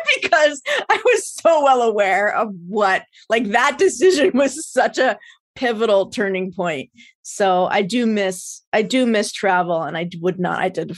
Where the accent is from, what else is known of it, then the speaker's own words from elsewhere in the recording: United States; I'm so American. It's like ridiculous.